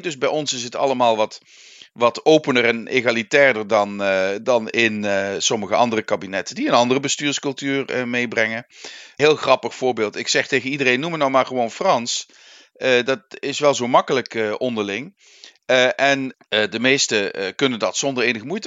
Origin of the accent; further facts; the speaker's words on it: Netherlands; moved away; also born or lived in Limburg; Wij Nederlanders